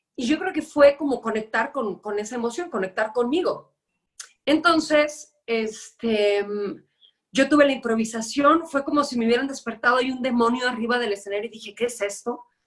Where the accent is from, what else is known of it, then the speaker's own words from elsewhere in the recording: Guadalajara, Jalisco, Mexico; moved away as an adult; now in Mexico City, Mexico; yo soy tapatía, eh, estuve allá 29 años de mi vida